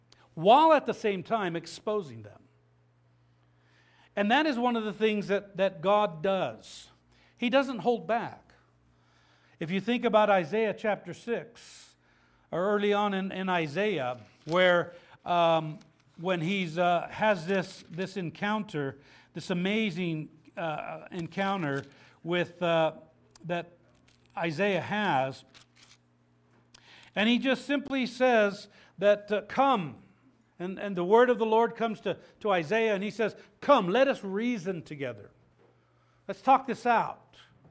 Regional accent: Habern, Idaho, United States; I remember growing up in Habern, Idaho. When I was in elementary school, I remember growing up in that part of the world where you had this mix of people, and there was a pretty good size amount of LDS people that were there.

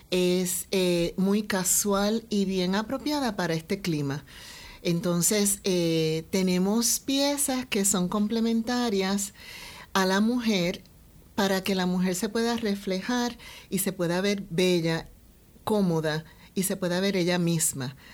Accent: Puerto Rico; yo soy de Puerto Rico, nacida y criada aquí en Puerto Rico, y siempre con el gran deseo de ser de gran contribución a nuestro país.

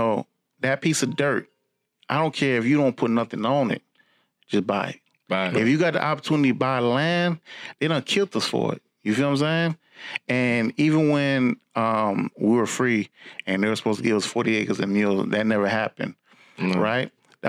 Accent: Orlando, Florida, United States; I'm from Orange County, Florida, Orlando, Florida.

